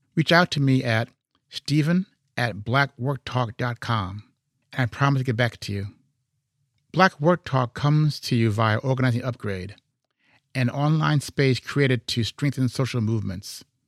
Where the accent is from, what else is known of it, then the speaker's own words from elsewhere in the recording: Chicago, Illinois, United States; I'm from Chicago